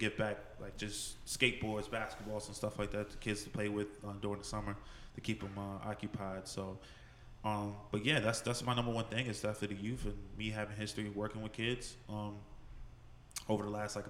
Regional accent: Montclair, New Jersey, United States; also born or lived in Paterson, New Jersey; I'm originally from Paterson, New Jersey. So very fortunate to be able to go from there and then moving to Montclair at a very young age.

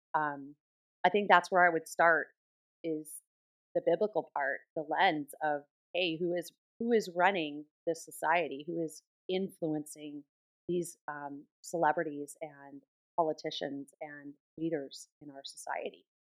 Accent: Southern California, United States; I grew up in Southern California, so I was kind of immersed in that kind of Hollywood type atmosphere

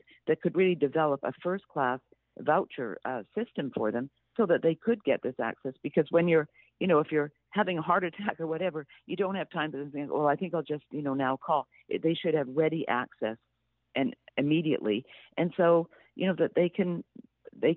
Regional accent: Canada; I am Canadian. I grew up under single-payer

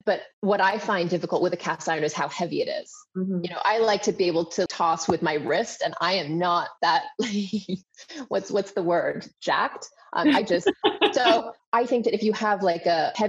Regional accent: Hong Kong; I grew up in Hong Kong

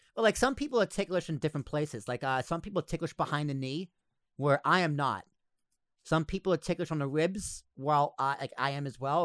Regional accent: United States; we're American

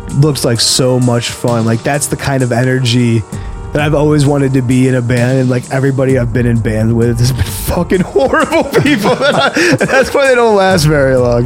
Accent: Buffalo, New York, United States; being in Buffalo, growing up in Western New York

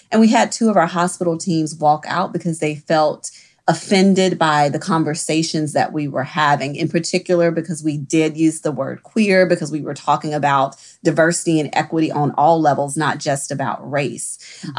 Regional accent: the South, United States; I also am from the South. I practice in the South. I grew up in the South

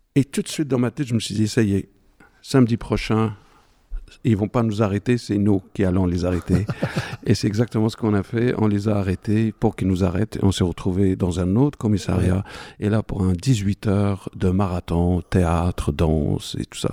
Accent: Morocco; moved away as an adult; je suis marocain d'origine, je suis né au Maroc à la fin de 1959

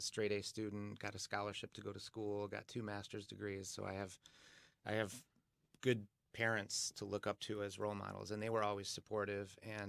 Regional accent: Birmingham, Michigan, United States; also born or lived in Japan; Yeah, I grew up in Birmingham.

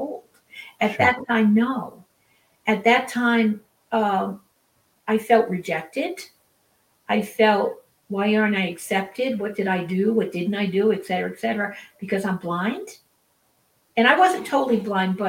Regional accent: Rhode Island, United States; now in Utah, United States; I was raised in Rhode Island on the ocean

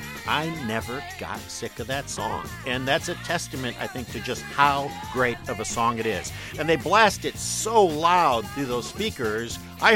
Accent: Detroit, Michigan, United States; but I am a kid from Detroit

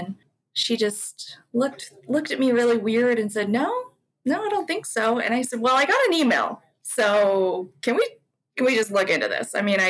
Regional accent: Guri, Gyeonggi Province, South Korea; born there; I went to my hometown, which was Guri. I can't even say it right.

